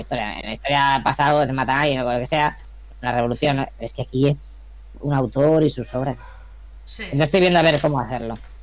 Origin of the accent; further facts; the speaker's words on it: Burgos, Castile and León, Spain; moved away as an adult; also born or lived in Alicante / Germany; yo soy de Burgos, pero vine aquí a hacer la carrera de comunicación visual